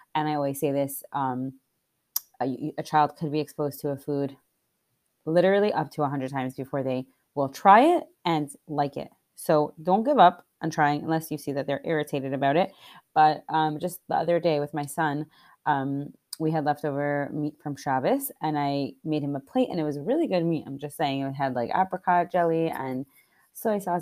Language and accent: English; Scranton, Pennsylvania, United States; moved away; I'm originally from Scranton